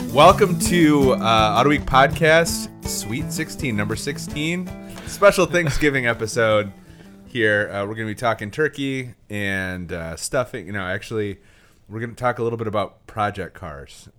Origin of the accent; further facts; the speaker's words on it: Traverse City, Michigan, United States; also born or lived in Lansing; I'd moved back home to Traverse City, uh, my hometown from Lansing